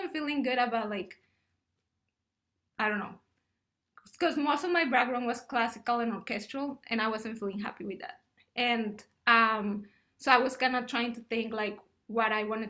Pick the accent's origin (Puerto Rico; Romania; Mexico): Mexico; also born or lived in Ottawa, Canada; now in United States; I'm originally from Mexico